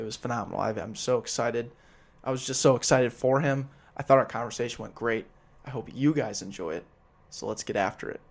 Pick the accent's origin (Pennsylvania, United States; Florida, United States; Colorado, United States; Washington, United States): Colorado, United States; Denver; moved away; I'm not from here. I'm from Denver.